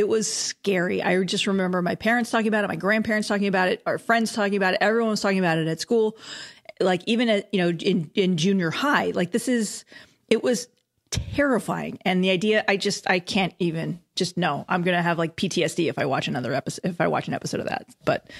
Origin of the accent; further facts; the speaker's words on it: Los Angeles, California, United States; I grew up in Los Angeles in the 80s. Obviously, I'm born and raised LA. I love this city. This is my forever home.